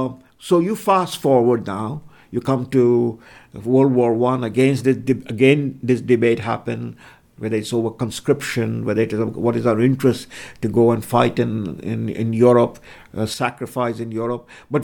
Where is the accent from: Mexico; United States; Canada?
Canada